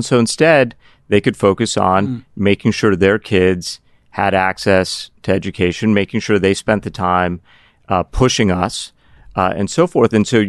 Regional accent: Cardiff, Wales, United Kingdom; born there; also born or lived in Pittsburgh; That's where I was born. I was born in Wales, Cardiff, Wales. Little known fact.

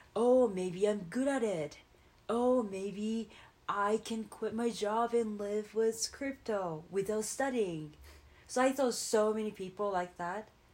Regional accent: Japan; moved away; I'm from Japan

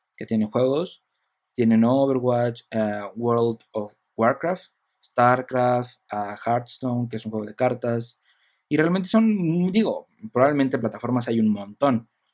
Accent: Michoacán, Mexico; yo soy de Michoacán

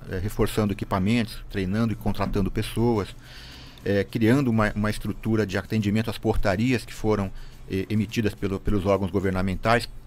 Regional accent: São Paulo, Brazil; now in Joinville, Brazil; Eu vim de São Paulo, e, na realidade, a gente tem uma, um centro de formação muito forte em Joinville

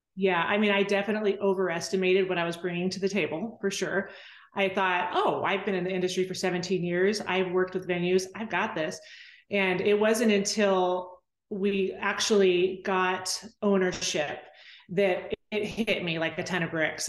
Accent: Temecula, California, United States; moved away as an adult; now in Weatherford, United States; I grew up in Temecula

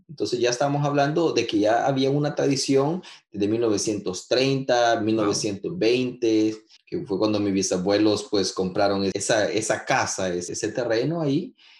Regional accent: San Salvador, El Salvador; also born or lived in Usulután; now in Gatineau, Canada; soy salvadoreño, nací en San Salvador y viví en muchas partes de, de, de, nuestro querido Pulgarcito, incluyendo a, a Usulután

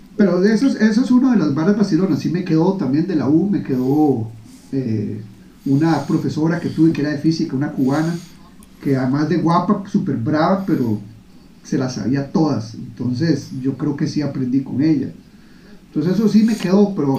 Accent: Costa Rica; moved away as an adult; now in Singapore; yo crecí en Costa Rica

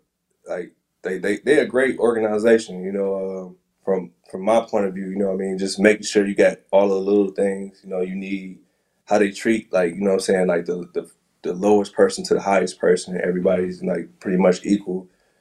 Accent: Midwest, United States; Like, before that, you know, I was from the Midwest, like, our fashion is different, like, you know what I'm saying?

